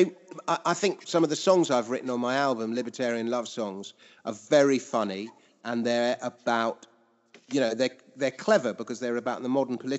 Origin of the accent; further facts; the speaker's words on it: London, United Kingdom; I grew up in Fulham, so I grew up going to watch Fulham as a little boy